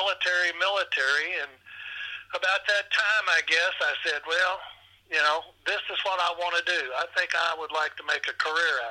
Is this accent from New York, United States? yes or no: no; Bowling Green, Kentucky, United States; also born or lived in Madisonville, Kentucky; now in Henderson, United States; I grew up in Bowling Green, Kentucky